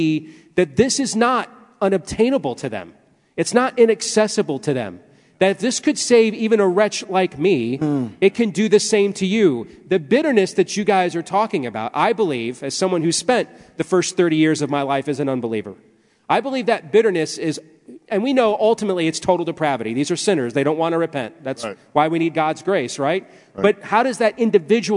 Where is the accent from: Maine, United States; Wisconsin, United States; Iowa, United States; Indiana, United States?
Iowa, United States; I am still from Iowa